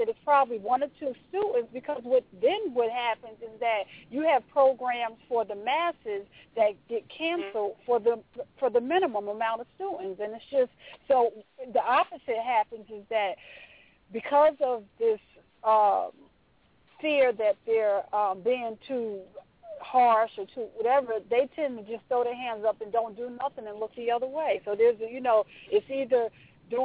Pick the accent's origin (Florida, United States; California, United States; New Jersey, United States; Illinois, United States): New Jersey, United States; Orange; I'm from Orange, New Jersey